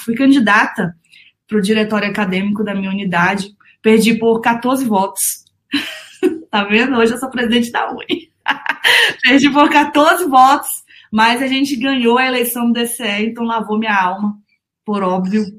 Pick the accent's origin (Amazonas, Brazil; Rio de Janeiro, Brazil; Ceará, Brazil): Amazonas, Brazil; Manaus; Eu nasci no dia 22 de junho de 95, na cidade de Manaus. Sou manauara, vim do norte desse país